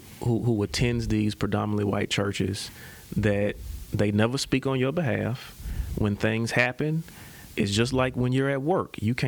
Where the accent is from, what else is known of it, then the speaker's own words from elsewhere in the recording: Memphis, Tennessee, United States; born there; Well, I wasn't born here. I was born in Memphis, Tennessee.